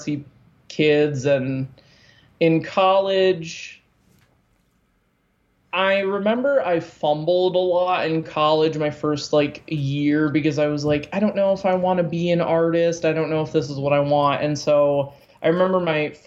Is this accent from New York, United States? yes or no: no; Muskegon, Michigan, United States; also born or lived in Tennessee; when we were 9, we moved back to Muskegon, and we were in Muskegon all through high school